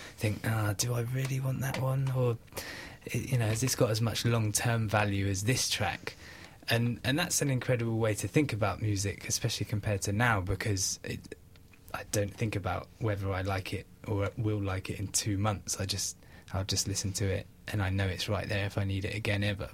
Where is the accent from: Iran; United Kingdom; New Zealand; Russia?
United Kingdom; Wales; moved away; I grew up in Wales